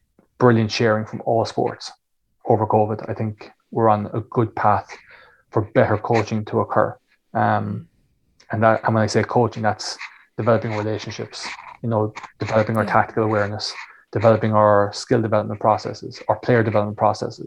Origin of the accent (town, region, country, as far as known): Ireland